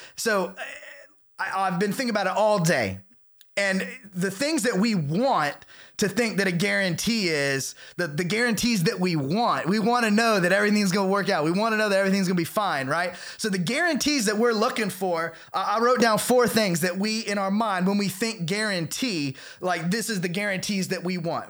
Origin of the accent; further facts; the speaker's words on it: the South, United States; I was raised in the South, in a, you know, very charismatic church